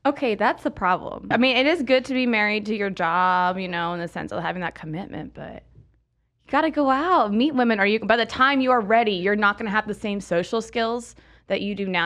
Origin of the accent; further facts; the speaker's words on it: Pensacola, Florida, United States; also born or lived in California; now in Arizona, United States; I'm from Florida, Pensacola, Florida